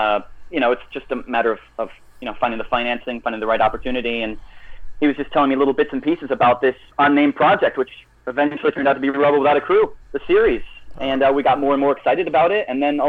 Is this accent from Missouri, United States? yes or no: yes; Missouri, United States; born there; also born or lived in Japan / England / Texas / Germany; My dad was in the U.S. Air Force. So I was born in Missouri, lived in Japan for a little bit, England, Texas, Germany, New York.